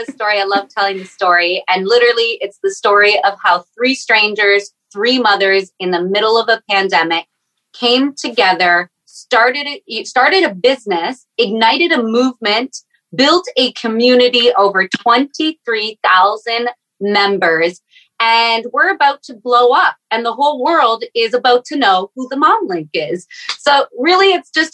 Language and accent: English; Canada; I am the Canadian mama actually in Canada at freezing cold